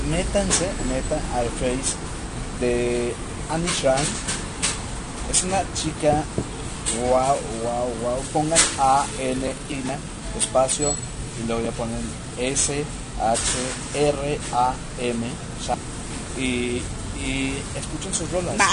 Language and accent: Spanish; Mexico; oye, pues somos mexicanos, entonces no deberíamos de decir dijiste eso, hiciste esto.